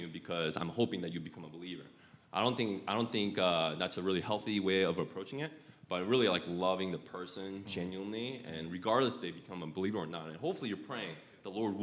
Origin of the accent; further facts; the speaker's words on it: Utah, United States; I grew up in Utah for 20 plus years as well